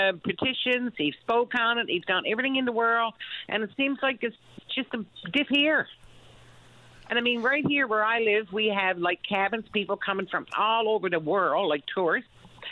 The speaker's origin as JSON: {"language": "English", "area": "Trinity Bay", "region": "Newfoundland and Labrador", "country": "Canada", "moved": "as an adult", "said": "I'm from Trinity Bay. I know what the roads is like."}